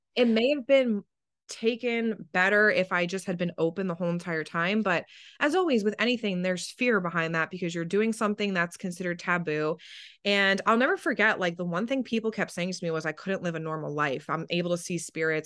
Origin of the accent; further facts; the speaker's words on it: New Jersey, United States; I'm from New Jersey and it's a personality trait